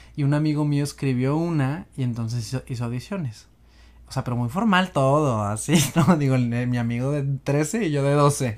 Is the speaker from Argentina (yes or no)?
no; Monterrey, Nuevo León, Mexico; moved away; also born or lived in Mexico City; soy de Monterrey, me, mudé a Ciudad de México en el 2013